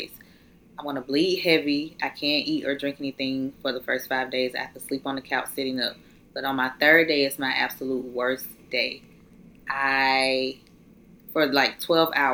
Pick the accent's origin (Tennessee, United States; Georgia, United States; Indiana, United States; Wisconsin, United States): Georgia, United States; Atlanta; moved away as an adult; now in Valdosta, United States; I'm in college, not where I'm from. I'm from Atlanta.